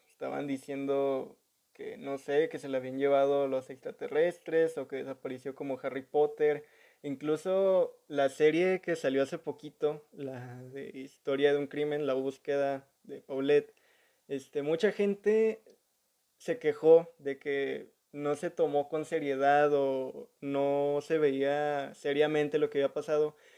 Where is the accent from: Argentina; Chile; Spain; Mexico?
Mexico; uno como mexicano